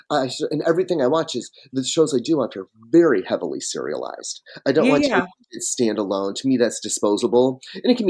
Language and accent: English; Michigan, United States; I grew up in Michigan and I was on a dirt road outside a small town that doesn't even have a traffic light to this day